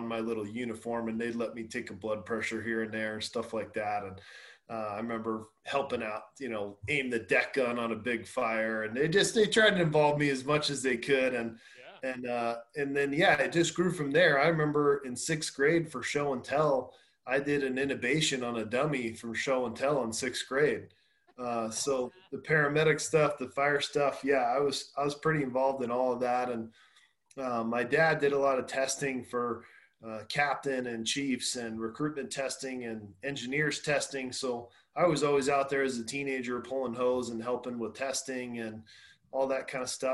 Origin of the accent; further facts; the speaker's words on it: Gilbert, Arizona, United States; I'm from Arizona originally. I pretty much grew up in Gilbert, which is where I work now as a firefighter